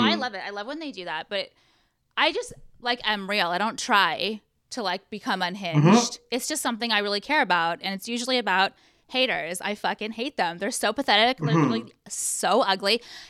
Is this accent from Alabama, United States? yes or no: no; Orange County, California, United States; Born and raised in Orange County.